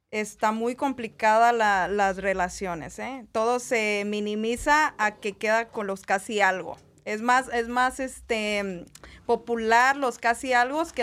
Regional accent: El Salvador; now in Las Vegas, United States; Nosotros somos salvadoreñas.

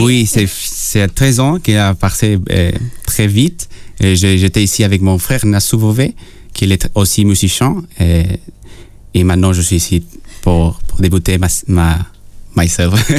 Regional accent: Peru; French is a second language; moved away; je suis né au Pérou

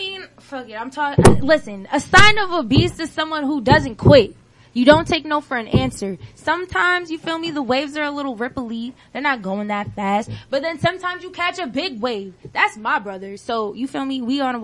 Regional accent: New Rochelle, New York, United States; My hometown, New Rochelle.

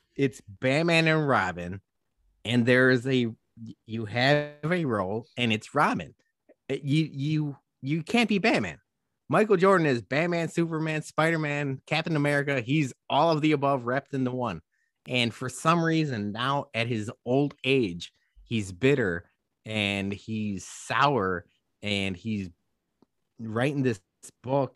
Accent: Guadalajara, Jalisco, Mexico; now in Chicago, United States; Guadalajara, Jalisco, Mexico. My hometown

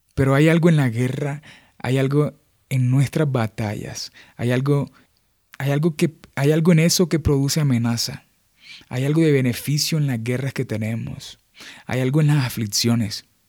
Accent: Montería, Córdoba, Colombia; moved away; soy de Montería, eh, Montería es una ciudad al norte de Colombia, eh, está en la región caribe colombiana. Crecí allá, estudié allá, me formé allá

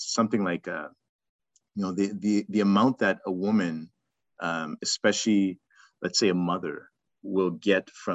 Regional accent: Zimbabwe; now in Toronto, Canada; I'm from Zim

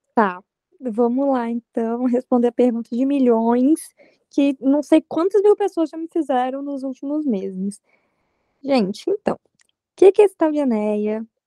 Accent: Aracruz, Espírito Santo, Brazil; now in São Paulo, Brazil; Sou do Espírito Santo, de Aracruz, a cidade onde vai acontecer o encontro

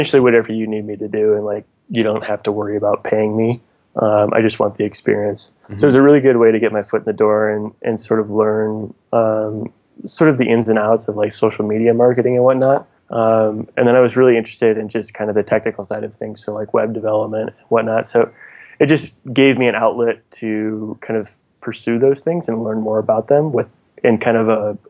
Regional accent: La Grange, Illinois, United States; moved away; also born or lived in Nashville; I'm originally from Chicago, just outside Chicago, actually, a suburb called LaGrange.

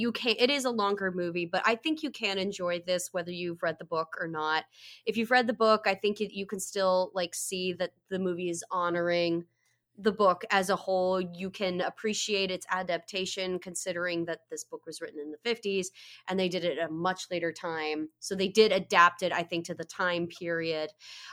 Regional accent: West Virginia, United States; Wait, I'm from West Virginia.

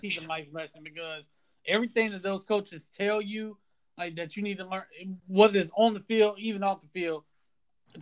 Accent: Lakeland, Florida, United States; I'm Lakeland

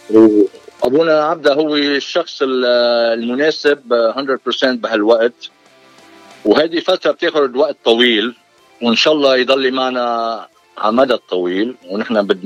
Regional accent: Hsarat, between Byblos and Batroun, Keserwan-Jbeil, Lebanon; moved away as an adult; also born or lived in Texas; now in California, United States; انا من لبنان من ضيعه اسمها حسرايل بين جبيل والبترون اللي بيعرفوا المنطقه وجيت على امريكا بسنه 80

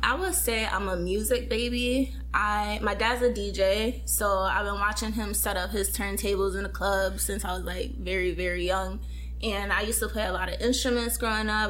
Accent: Connecticut, United States; moved away as an adult; now in Los Angeles, United States; I recently moved to Cali to LA from Connecticut. So okay. I am an East Coast girl

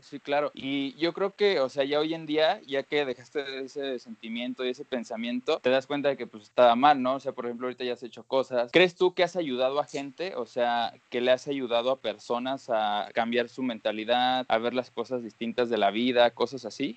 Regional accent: Acámbaro, Guanajuato, Mexico; moved away as an adult; De ahí somos aquí los tres.

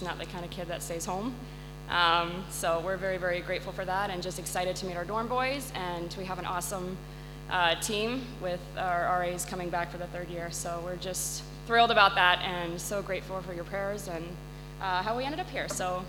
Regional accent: Penang, Malaysia; And then going to Malaysia, they served as dorm parents there, so I grew up in Dalat School.

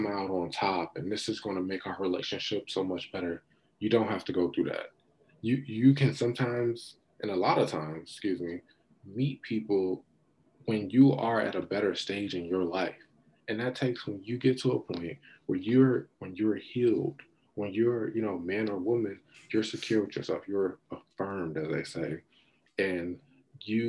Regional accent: United States; I'm an American

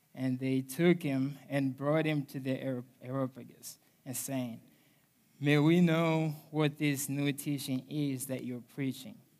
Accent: Mozambique; moved away; I'm originally from Mozambique, Africa

